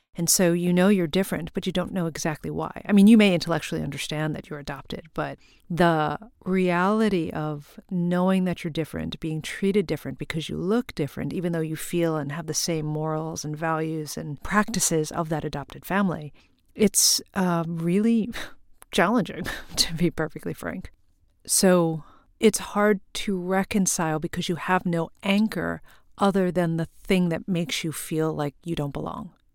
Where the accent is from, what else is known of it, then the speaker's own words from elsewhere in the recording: Long Island, New York, United States; also born or lived in Korea; I was born in Korea and adopted to a white family on Long Island, and I grew up in primarily white Christian neighborhoods